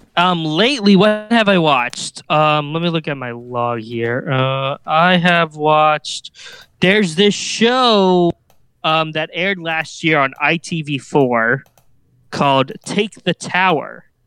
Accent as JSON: {"language": "English", "town": "Kansas City", "region": "Missouri", "country": "United States", "tie": "born or raised there", "said": "Worlds of Fun because, uh, that's my hometown park."}